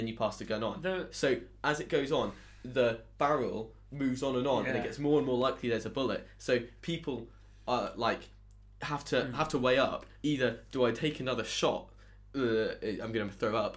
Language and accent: English; Devon, South West England, United Kingdom; moved away; Devon. So I'm the southerner